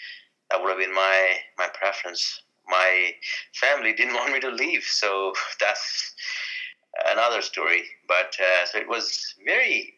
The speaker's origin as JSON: {"language": "English", "country": "India", "moved": "yes", "lives_now": "Canada", "said": "I'm Indian"}